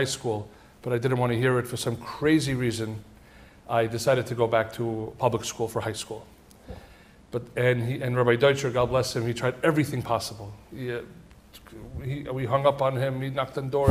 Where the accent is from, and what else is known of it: New York City, New York, United States; born or raised there; also born or lived in Tashkent, Uzbekistan